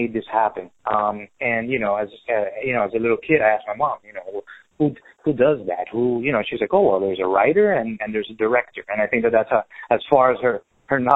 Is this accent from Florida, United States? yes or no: yes; Miami, Florida, United States; also born or lived in Venezuela; I was born in Venezuela, raised by a Cuban mother. So, sure. You know, raised in Miami